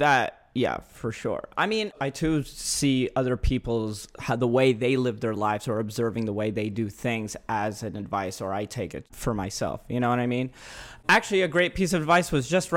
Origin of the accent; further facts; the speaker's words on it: Dallas, Texas, United States; I grew up in Dallas, Texas